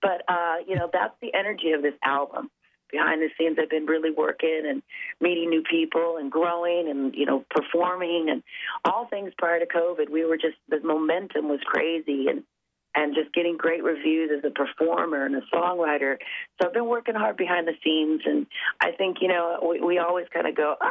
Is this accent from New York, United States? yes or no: no; Los Angeles, California, United States; go back home to my hometown